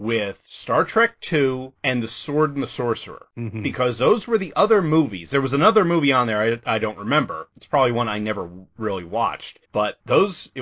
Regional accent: Northeast, United States; moved away; We're both from the Northeast originally.

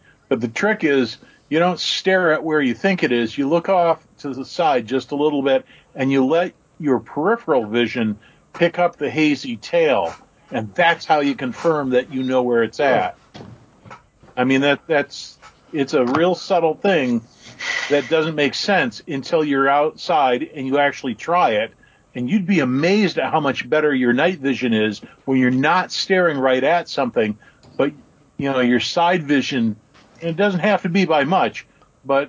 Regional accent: Michigan, United States; moved away as an adult; also born or lived in Salt Lake City, Utah; having been born and raised in Michigan

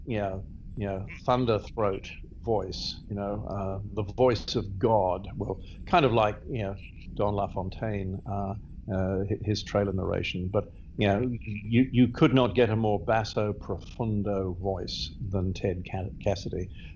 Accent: England, United Kingdom; moved away as an adult; also born or lived in Australia; I grew up in England

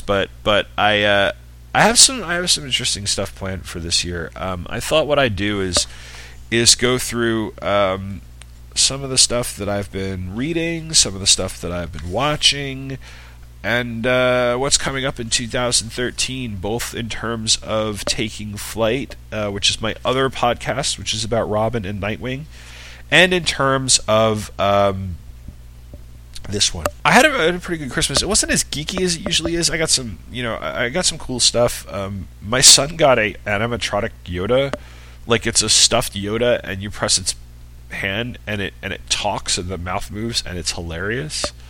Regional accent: New York, United States; I'm from New York

